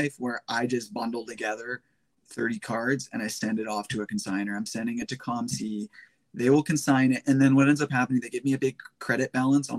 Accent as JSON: {"language": "English", "country": "Canada", "said": "I'm Canadian"}